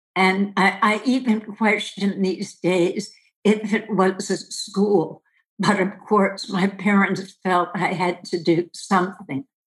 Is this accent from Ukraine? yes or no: no; Westchester, New York, United States; Where I'm from is Westchester, New York, about 25 miles north of the city